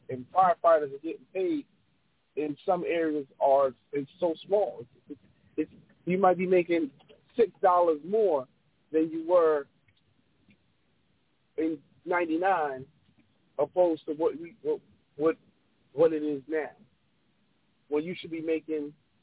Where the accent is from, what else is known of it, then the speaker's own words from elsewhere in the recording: New York City, New York, United States; now in Atlanta, United States; growing up in New York